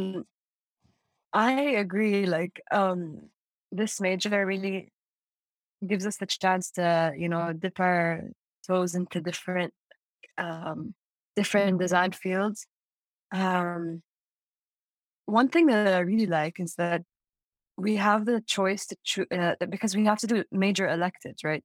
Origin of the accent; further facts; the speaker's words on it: Amman, Amman Governorate, Jordan; moved away as an adult; now in Urbana-Champaign, United States; I grew up in Amman, Jordan. That's the capital. And I'm a Saudi citizen